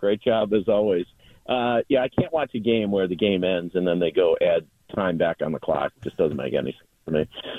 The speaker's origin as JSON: {"language": "English", "town": "Buffalo", "region": "New York", "country": "United States", "tie": "born or raised there", "said": "I grew up in Buffalo"}